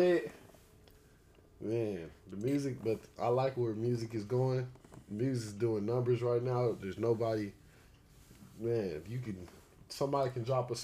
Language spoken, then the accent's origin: English; Victorville, California, United States; moved away as an adult; also born or lived in Duarte, California; now in Arizona, United States; I'm from Duarte, but I grew up in Victorville, most of the IE. Grew up in IE. Right now I'm in Arizona